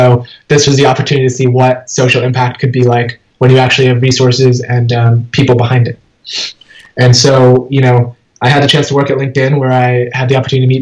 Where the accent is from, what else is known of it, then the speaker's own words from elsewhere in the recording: Schenectady, New York, United States; I was born in Schenectady, New York. My parents had just immigrated from India, and so I grew up in upstate New York.